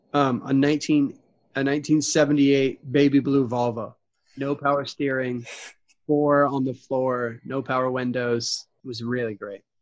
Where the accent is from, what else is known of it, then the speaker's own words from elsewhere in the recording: Texas, United States; moved away as an adult; now in Nashville, United States; I grew up in Texas and now I live in Nashville